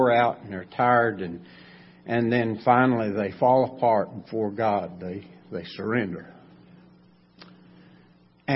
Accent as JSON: {"language": "English", "area": "Macon County", "region": "North Carolina", "country": "United States", "tie": "born or raised there", "said": "I was raised right here in Macon County."}